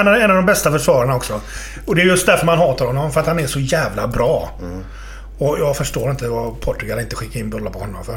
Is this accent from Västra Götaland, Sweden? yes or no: yes; Partille, Västra Götaland, Sweden; jag är uppväxt i Partille